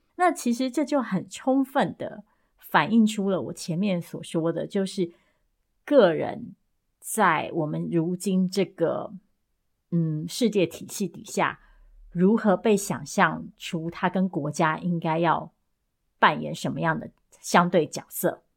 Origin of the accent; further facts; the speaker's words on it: Taiwan; 作为台湾人